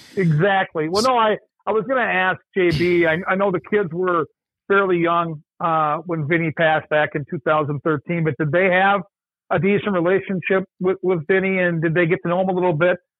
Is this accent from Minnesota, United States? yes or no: yes; Mankato, Minnesota, United States; moved away as an adult; also born or lived in St. Paul, Minnesota; I grew up in Mankato.